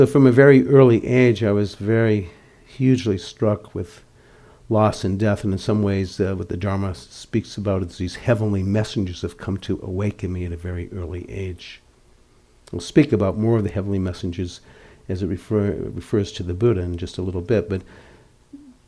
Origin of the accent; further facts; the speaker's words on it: outside of Boston, Massachusetts, United States; growing up outside of Boston in a conservative Orthodox Jewish family